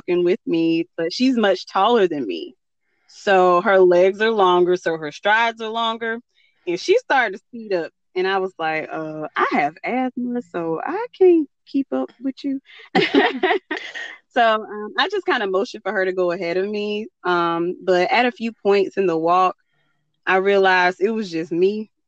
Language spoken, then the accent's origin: English; North Carolina, United States; I'm from North Carolina